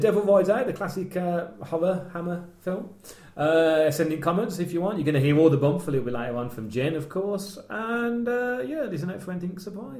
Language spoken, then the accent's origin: English; United Kingdom; Of course, being British, we took no notice of that.